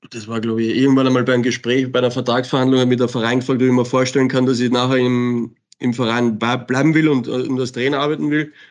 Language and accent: German; Salzburg, Austria; außer für Salzburg. Das war für mich klar, weil das ist meine Heimat, meine Kinder sind da, meine Frau ist da, wir leben da.